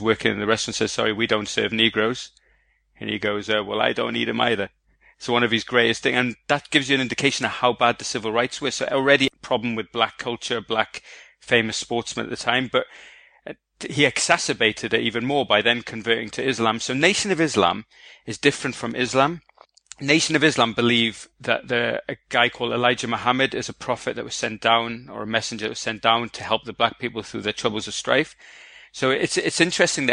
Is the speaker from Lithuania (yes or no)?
no; Egypt; now in London, United Kingdom; I'm Egyptian born. So I was born in Egypt. I live in London